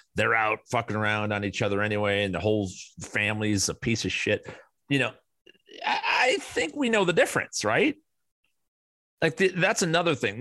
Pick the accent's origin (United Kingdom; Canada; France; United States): United States; Chicago, Illinois; moved away as an adult; now in Arizona, United States; where I grew up in Chicago